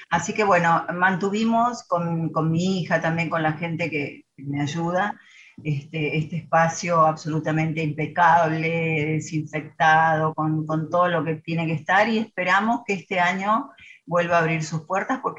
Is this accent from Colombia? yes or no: no; Monterrey, Nuevo León, Mexico; Divierto mucho conmigo. Soy regia, ¿eh?